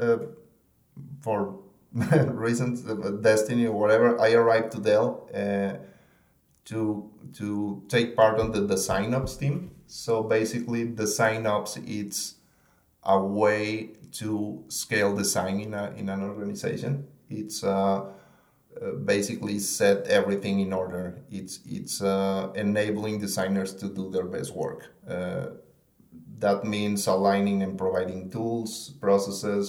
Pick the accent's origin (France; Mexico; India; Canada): Mexico; moved away as an adult; now in Austin, United States; I'm from Mexico